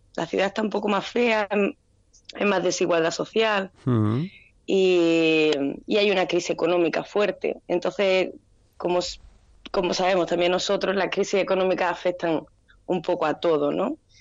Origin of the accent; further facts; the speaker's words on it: Andalusia, Spain; moved away as an adult; now in Brazil; El de Gata es un homenaje a mi tierra